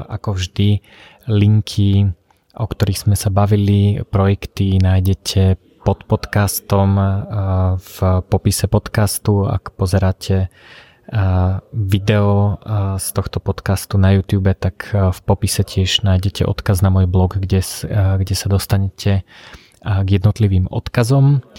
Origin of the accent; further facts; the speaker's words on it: central Slovakia, Slovakia; now in Bratislava, Slovakia; ja som vyrastal na strednom Slovensku, okolo mňa nízke Tatry